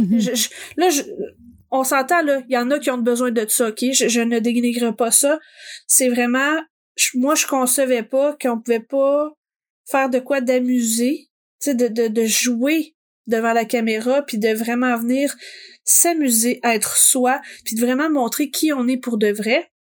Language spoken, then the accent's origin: French; Gatineau, Quebec, Canada; je suis originaire de Gatineau